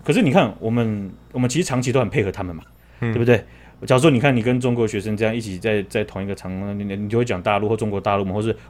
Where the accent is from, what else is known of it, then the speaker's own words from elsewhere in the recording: Taiwan; 变动的都是我们台湾人呢、啊，这样我们就白痴了。